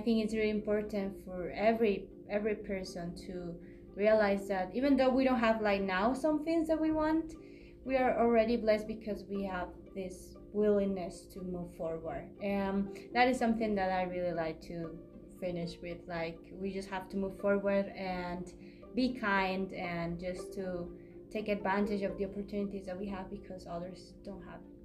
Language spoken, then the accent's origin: English; Peru; I am from Peru